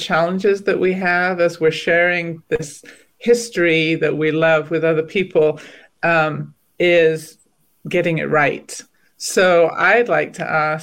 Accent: Wales, United Kingdom; now in United States; I grew up in Wales. And now I live in the US

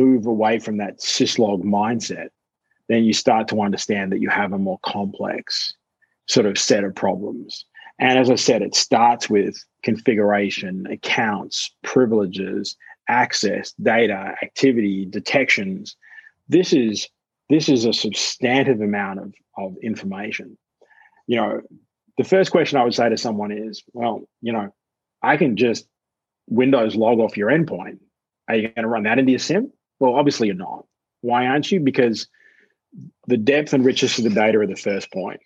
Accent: Australia; as an Australian

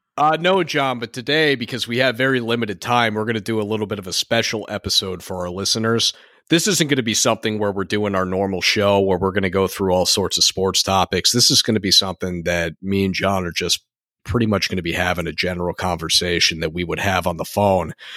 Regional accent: Connecticut, United States; we are from Connecticut

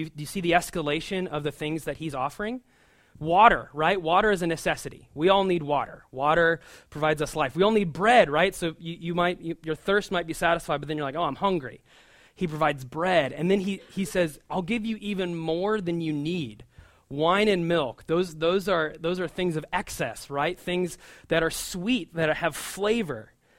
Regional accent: Omaha, Nebraska, United States; now in New York, United States; We work in downtown Brooklyn, and we didn't know about Long Island City at all. We're from the Midwest, from Omaha, Nebraska.

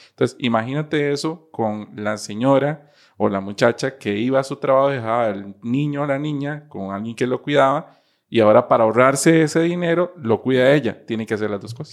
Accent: Costa Rica; como costarricense

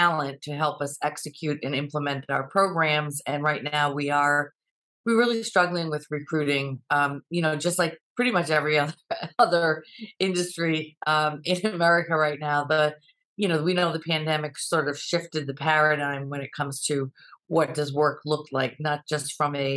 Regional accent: South Kingstown, Rhode Island, United States; moved away as an adult; now in Boston, United States; found a job in my hometown community of South Kingstown

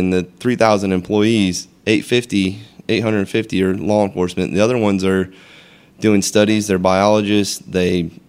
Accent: DeLand, Florida, United States; I grew up in DeLand, went to DeLand High, you know, so not too far away from here.

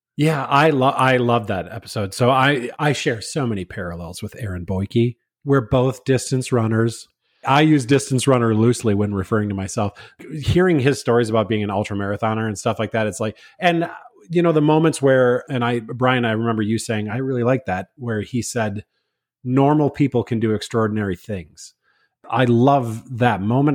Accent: Minnesota, United States; I'm from Minnesota

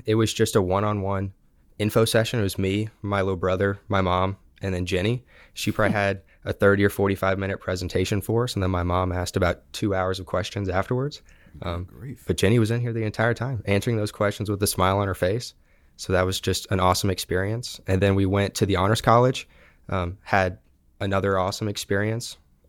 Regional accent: Katy, Texas, United States; now in Auburn, United States; So I'm from Katy, Texas, West Houston.

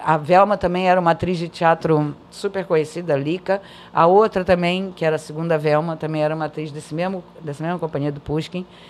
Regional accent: Brazil; first language Portuguese; moved away; eu sou brasileira

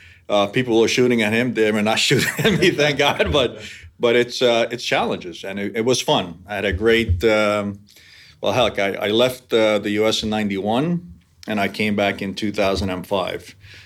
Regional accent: New York area, United States; accent: New York; moved away as an adult; also born or lived in Budapest, Hungary; now in San Diego, United States; I was born actually in Budapest, so I'm by birth I'm Hungarian, emigrated to New York in 68, became naturalized when I was 18, and grew up in the New York area.

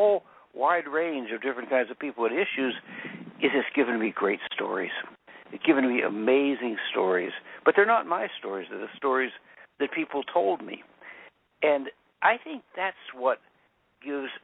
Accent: Central Pennsylvania, United States; I was born in Central Pennsylvania, on the edge of the anthracite fields

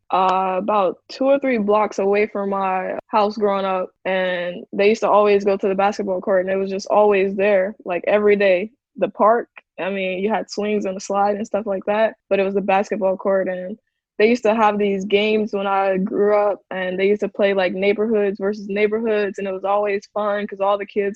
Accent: Gary, Indiana, United States; growing up in Gary

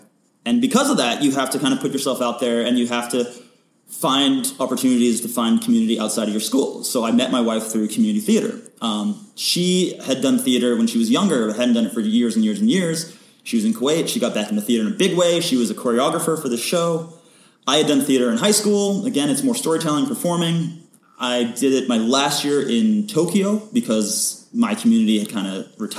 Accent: Malaysia; now in Vancouver, Canada; And growing up in Malaysia, I have no connections in Vancouver or in Hollywood for the film industry.

